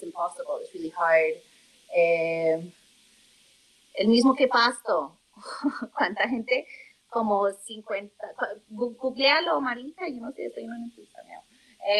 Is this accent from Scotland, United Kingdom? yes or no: yes; Scotland, United Kingdom; also born or lived in Norway; now in Colombia; was brought up the majority of my life in Scotland